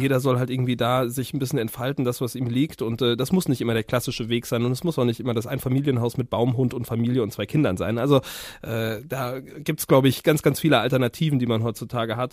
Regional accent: Siegerland, North Rhine-Westphalia, Germany; ich aus dem Siegerländle

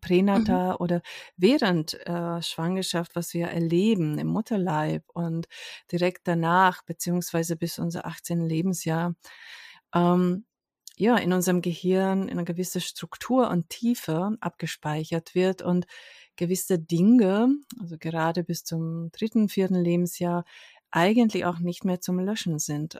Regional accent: Hungary; moved away; ich komme ursprünglich aus Ungarn

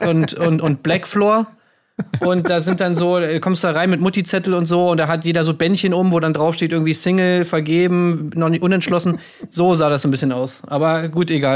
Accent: Berlin, Germany; in Berlin, das ist meine Heimat

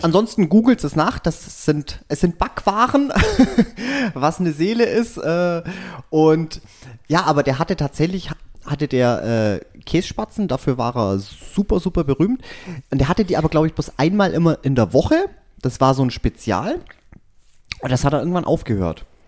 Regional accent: Swabia, Germany; ich bin ein Schwabe

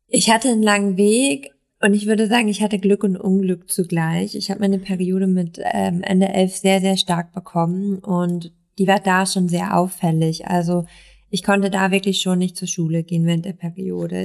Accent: East Frisia, Lower Saxony, Germany; now in Berlin, Germany; ich komme aus Ostfriesland

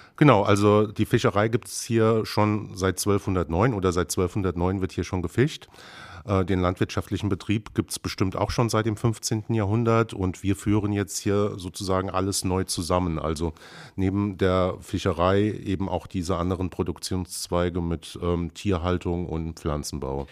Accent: near the Lorelei, Rhineland-Palatinate, Germany; moved away as an adult; now in Brandenburg, Germany; ich komme ganz ursprünglich vom Rhein, äh, in der Nähe der schönen Lorelei. Bin da sozusagen, ähm, als Winzerkind aufgewachsen

